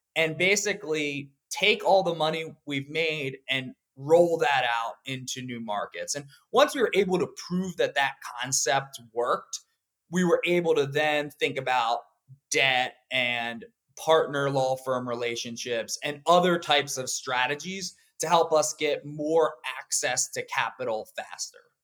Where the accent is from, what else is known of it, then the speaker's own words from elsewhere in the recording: Pennsylvania, United States; I grew up in Pennsylvania